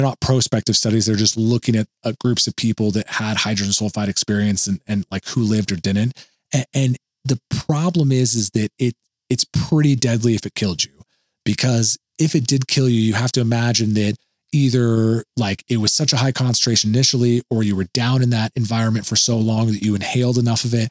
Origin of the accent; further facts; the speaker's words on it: Oregon, United States; moved away; Back in my home state of Oregon, there is a very famous paper mill by where I live